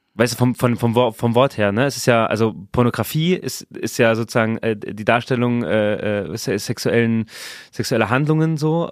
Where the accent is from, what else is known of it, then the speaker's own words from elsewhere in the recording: Saarland, Germany; ich bin im Saarland geboren